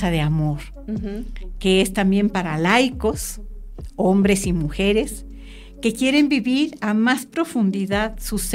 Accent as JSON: {"language": "Spanish", "region": "Mexico City", "country": "Mexico", "tie": "born or raised there", "also_born_or_lived": "Mérida, Yucatán", "said": "Yo también nací en Yucatán, en Mérida. ¿Ah, sí? Mira, ilustres, ilustres coterráneas. Pero a los cuatro meses me trajeron a México, soy chilanguita."}